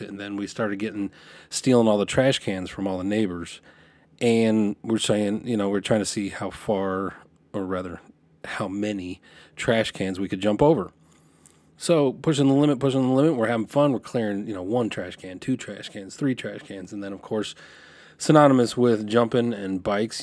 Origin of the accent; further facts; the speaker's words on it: Lompoc, California, United States; moved away; I, I grew up in Santa Barbara because nobody knows where Lompoc is